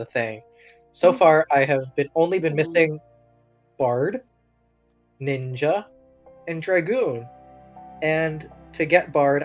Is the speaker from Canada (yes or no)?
yes; Canada; we are Canadian